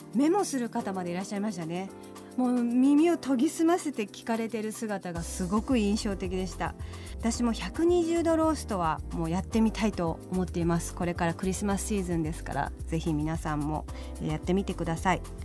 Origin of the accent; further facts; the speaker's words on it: Fukuoka, Japan; 私と同じ福岡県生まれ